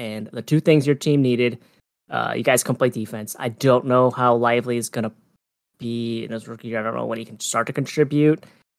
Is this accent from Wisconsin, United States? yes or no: yes; Wisconsin, United States; he's another Wisconsin guy. So love Golden State continuing to stalk my home state for basketball players.